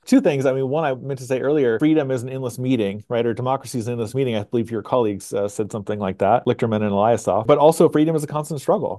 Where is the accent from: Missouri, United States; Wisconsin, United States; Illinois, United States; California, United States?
Missouri, United States; Springfield; now in Huntsville, United States; growing up in Southwest Missouri